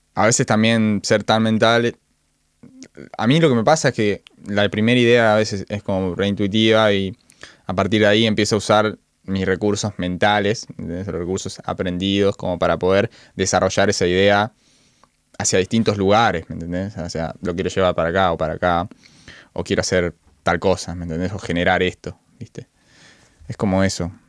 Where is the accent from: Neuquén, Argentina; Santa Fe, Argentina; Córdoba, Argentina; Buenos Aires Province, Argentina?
Córdoba, Argentina; Villa Carlos Paz; moved away; yo soy en realidad de Villa Carlos Paz